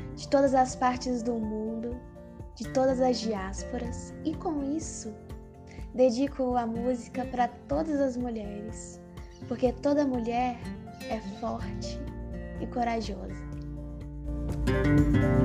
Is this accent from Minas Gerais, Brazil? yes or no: yes; Contagem, Minas Gerais, Brazil; tenho vinte e três anos e sou de Contagem